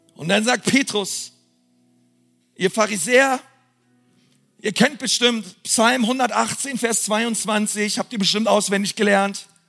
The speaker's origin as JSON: {"language": "German", "region": "Berlin", "country": "Germany", "said": "Ich bin Berliner"}